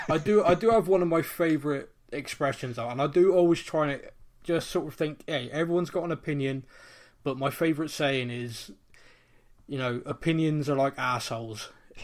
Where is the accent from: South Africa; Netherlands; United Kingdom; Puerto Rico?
United Kingdom; Bristol, South West England; my accent isn't that of someone from North London. I'm actually from Bristol